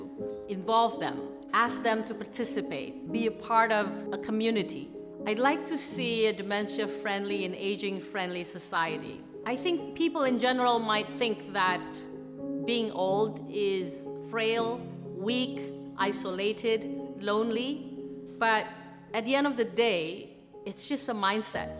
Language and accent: English; Jakarta, Indonesia; moved away as an adult; also born or lived in Australia; I grew up in Jakarta, Indonesia